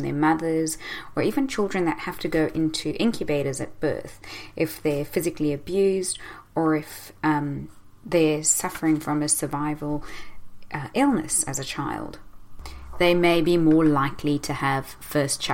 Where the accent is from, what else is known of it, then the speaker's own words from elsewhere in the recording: South Africa; moved away; growing up in South Africa, constantly afraid that we may get attacked.